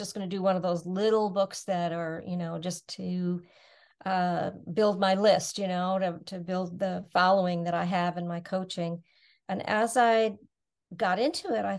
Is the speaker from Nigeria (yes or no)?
no; Niagara Falls, New York, United States; also born or lived in Savannah, Georgia; now in Rochester, United States; Originally born and raised in Niagara Falls, just an hour and a half from here